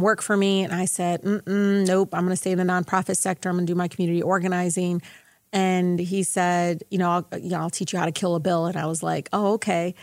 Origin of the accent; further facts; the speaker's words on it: Detroit, Michigan, United States; I grew up in Southwest Detroit